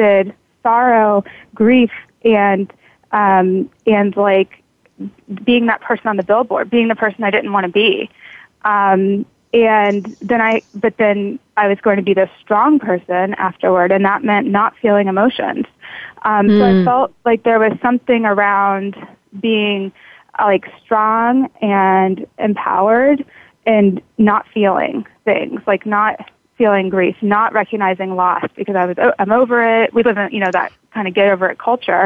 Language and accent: English; Kentucky, United States; I grew up in Kentucky, and it was very southern.